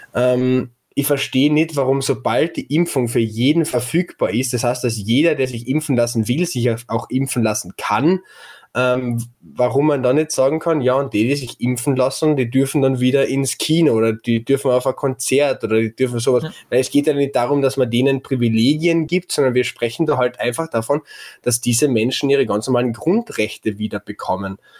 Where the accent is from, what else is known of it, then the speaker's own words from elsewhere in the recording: Klagenfurt, Carinthia, Austria; als Klagenfurter